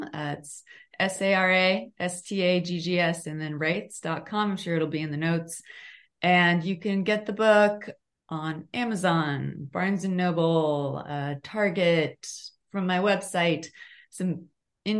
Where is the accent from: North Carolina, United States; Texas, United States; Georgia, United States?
Texas, United States; Dallas; I'm actually from Dallas, Texas